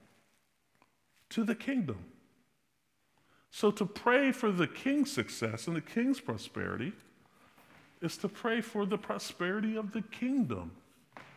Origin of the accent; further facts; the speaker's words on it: United States; I'm American